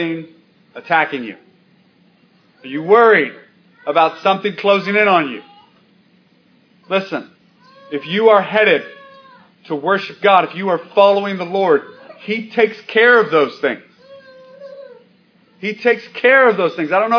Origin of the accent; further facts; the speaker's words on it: United States; we're American and we live in this culture now